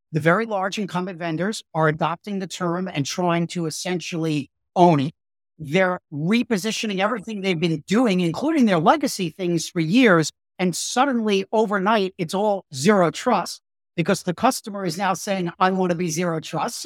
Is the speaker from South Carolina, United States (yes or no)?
no; New York, United States; also born or lived in Brooklyn; I grew up in, in New York and, and I was born in Brooklyn